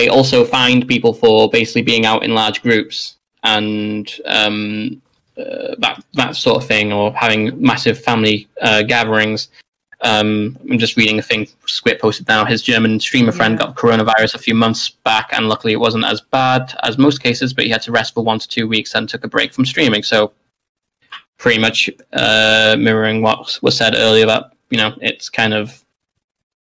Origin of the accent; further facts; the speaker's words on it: Wales, United Kingdom; As Welsh people